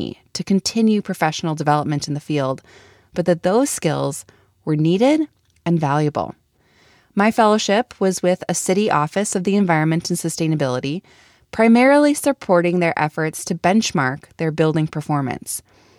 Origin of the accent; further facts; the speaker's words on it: Milwaukee, Wisconsin, United States; I'm from Milwaukee